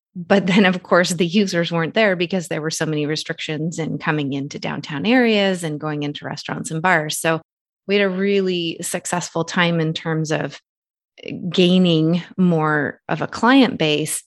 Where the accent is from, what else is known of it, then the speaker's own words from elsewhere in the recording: Canada; Nathan and I are originally from two separate countries. He's American citizen, I'm Canadian citizen.